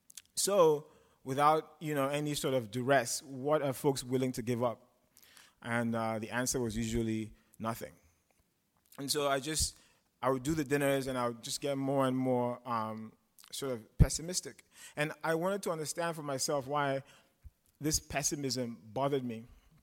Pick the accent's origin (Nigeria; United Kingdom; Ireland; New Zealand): Nigeria; now in United States; And I moved here from Nigeria. I'm black, as you guys can see. But being Nigerian and being black is different from being American and being black.